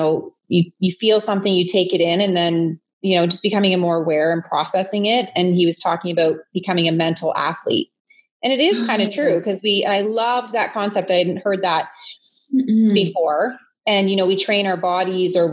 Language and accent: English; London, Ontario, Canada; moved away as an adult; now in Kitchener-Waterloo, Canada; originally I was, I'm from London, Ontario. But the last 21, 22 years, I found a home here in Kitchener-Waterloo